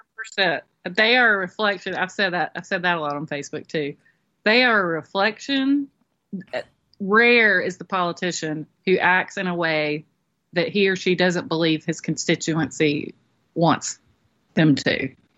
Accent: Moultrie, Georgia, United States; moved away as an adult; now in Florida, United States; I grew up in Moultrie

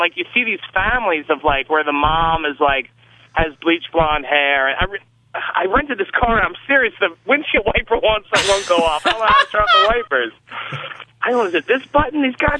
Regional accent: Camp Hill, Pennsylvania, United States; when I was growing up in Camp Hill, Pennsylvania

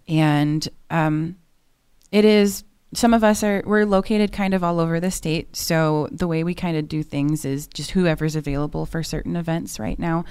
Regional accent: Chicago, Illinois, United States; now in Norman, United States; I'm originally from the Chicagoland area

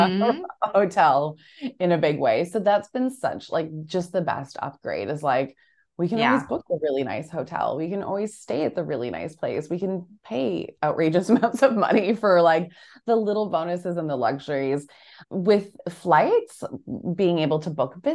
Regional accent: Canada; now in Australia; growing up in Canada and then living in Australia

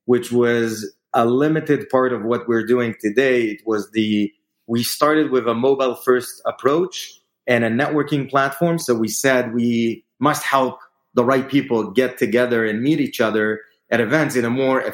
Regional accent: Israel; moved away as an adult; now in New York, United States; I am originally from Israel. I moved here to New York as part of Bizbo's growth

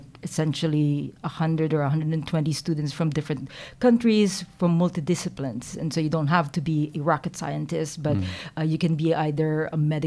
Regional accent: Quezon City, Metro Manila, Philippines; moved away as an adult; also born or lived in Silicon Valley; now in New Zealand; I was born in the Philippines. I was actually, I was raised there, didn't leave until I finished my undergrad

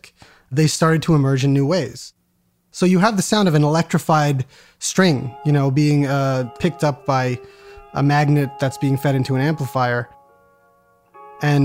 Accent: Pennsylvania, United States; I am from Pennsylvania, and I grew up in a college town.

